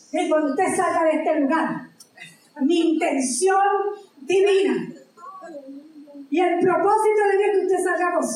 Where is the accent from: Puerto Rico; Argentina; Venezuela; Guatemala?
Puerto Rico; aparte de ser puertorriqueño, aquí todos somos puertorriqueños